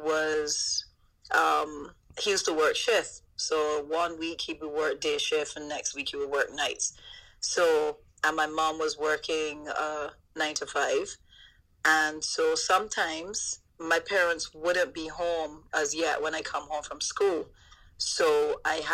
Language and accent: English; London, United Kingdom; Being born in East London and growing up there